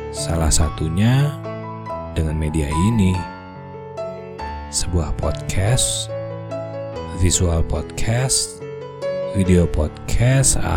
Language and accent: Indonesian; Bandung, West Java, Indonesia; born there; Asli Indonesia. Kelahiran Bandung sekian puluh tahun yang lalu, membuat centok Sundani saya sudah pasti fasih.